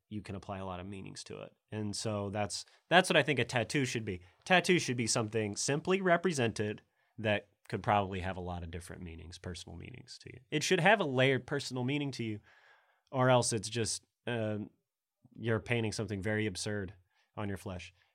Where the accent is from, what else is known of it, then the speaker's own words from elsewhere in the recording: Middle Tennessee, United States; also born or lived in Oklahoma; I'm from Middle Tennessee